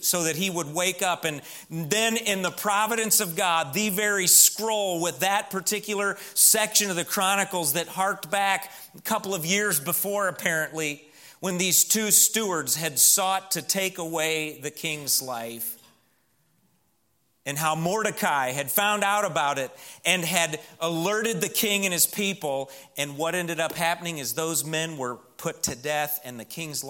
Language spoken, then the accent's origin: English; Midwest, United States; I'm from the Midwest